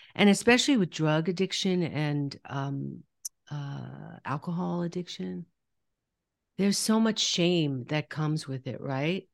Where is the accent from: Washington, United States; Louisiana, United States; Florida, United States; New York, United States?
New York, United States; I'm from New York